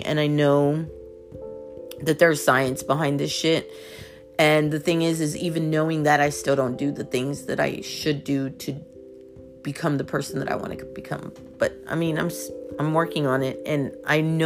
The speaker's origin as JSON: {"language": "English", "town": "Houston", "region": "Texas", "country": "United States", "said": "I'm from Houston"}